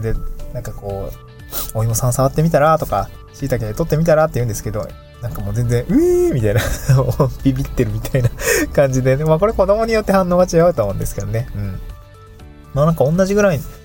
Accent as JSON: {"language": "Japanese", "region": "Niigata", "country": "Japan", "tie": "born or raised there", "also_born_or_lived": "Aomori / Tokyo", "moved": "yes", "lives_now": "Awaji Island, Japan", "said": "どちらも私も妻も、えー、田舎で育ってます。私は新潟県だし"}